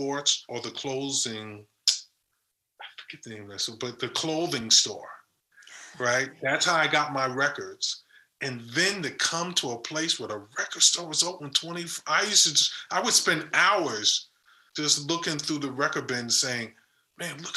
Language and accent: English; the South, United States; moved away as an adult; also born or lived in Boston; I was from the South